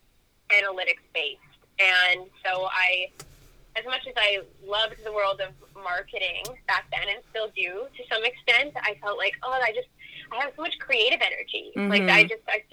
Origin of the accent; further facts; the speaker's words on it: Canada; I am Canadian